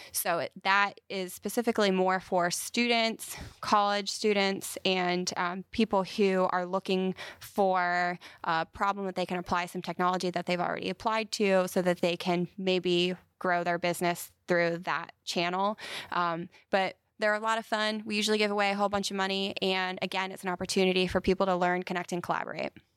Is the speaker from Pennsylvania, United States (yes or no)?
yes; Carlisle, Pennsylvania, United States; moved away as an adult; also born or lived in Philadelphia; now in Huntsville, United States; I grew up in central Pennsylvania in a town called Carlisle